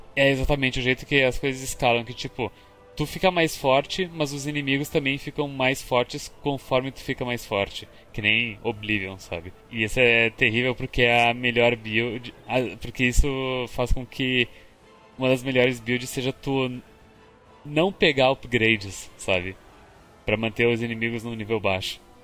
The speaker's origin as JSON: {"language": "Portuguese", "town": "Caxias do Sul", "region": "Rio Grande do Sul", "country": "Brazil", "accent": "gaúcho"}